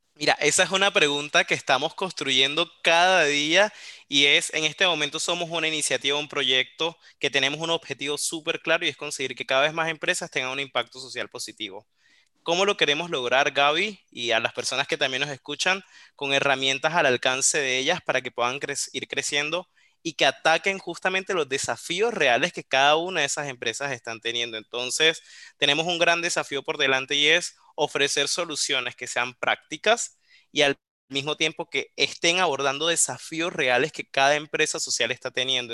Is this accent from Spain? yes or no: no; Colombia; accent: Colombian; now in Córdoba, Argentina; Yo estoy desde Córdoba, en la provincia de Córdoba, en Argentina, aunque por la tonada se percatarán que soy colombiano.